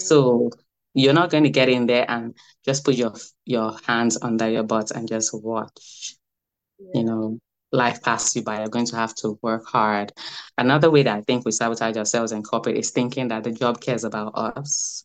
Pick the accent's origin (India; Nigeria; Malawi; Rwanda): Nigeria; Lagos; now in United States; I was born in Lagos in the 80s.